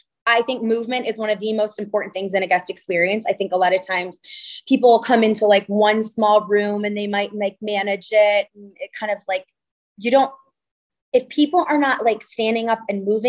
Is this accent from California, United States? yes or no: yes; California, United States; And here I am coming from California, primarily based in, you know, a very light, bright, airy Santa Barbara.